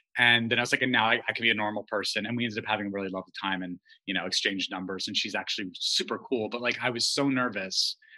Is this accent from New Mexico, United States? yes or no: yes; Albuquerque, New Mexico, United States; I grew up gay in Albuquerque, New Mexico